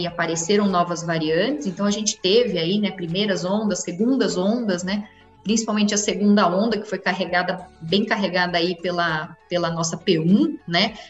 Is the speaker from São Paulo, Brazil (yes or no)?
yes; Americana, São Paulo, Brazil; Nasci em Americana, São Paulo, interior